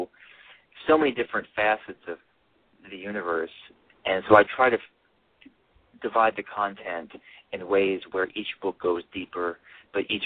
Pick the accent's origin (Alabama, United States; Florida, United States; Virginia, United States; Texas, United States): Alabama, United States; my mother's Korean, and I grew up in Alabama